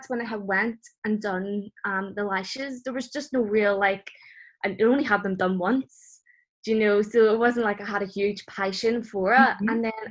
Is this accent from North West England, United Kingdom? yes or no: no; Belfast, Northern Ireland, United Kingdom; I'm originally from Belfast